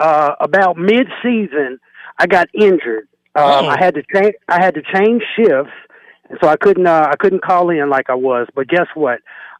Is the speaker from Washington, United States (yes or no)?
no; Kansas City, Missouri, United States; you know I'm from Kansas City